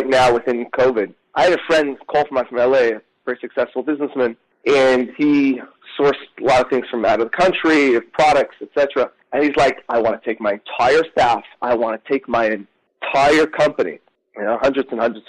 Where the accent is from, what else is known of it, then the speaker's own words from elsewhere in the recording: New York City, New York, United States; I grew up in Crown Heights, Brooklyn